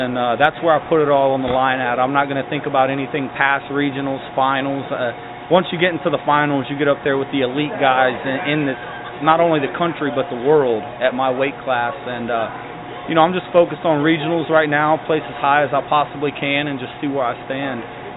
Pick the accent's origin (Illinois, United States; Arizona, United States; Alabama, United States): Alabama, United States; Sylacauga; Alabama, Sylacauga